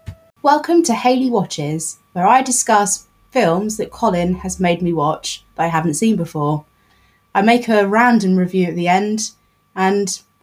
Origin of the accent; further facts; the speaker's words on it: United Kingdom; being typically British